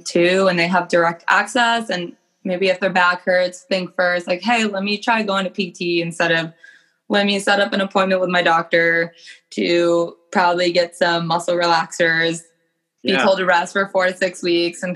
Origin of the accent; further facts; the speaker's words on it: Alexandria, Virginia, United States; I grew up in Alexandria, Virginia.